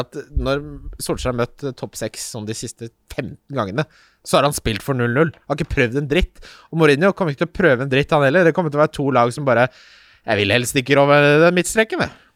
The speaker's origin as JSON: {"language": "Norwegian", "town": "Ski", "region": "Akershus", "country": "Norway", "tie": "born or raised there", "moved": "yes", "said": "hjembyen min Ski, for jeg lengter hjem"}